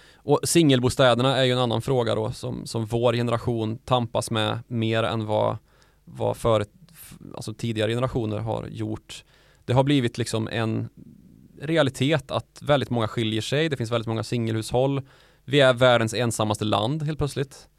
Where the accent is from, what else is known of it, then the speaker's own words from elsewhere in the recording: Värmland, Sweden; där jag är ifrån, Värmland